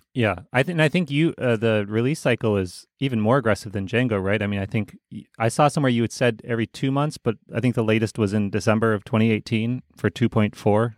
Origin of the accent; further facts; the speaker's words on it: United States; as an American